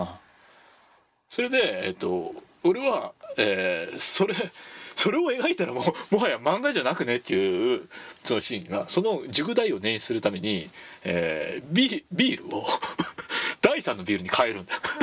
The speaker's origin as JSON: {"language": "Japanese", "region": "Tochigi", "country": "Japan", "tie": "born or raised there", "said": "僕栃木出身"}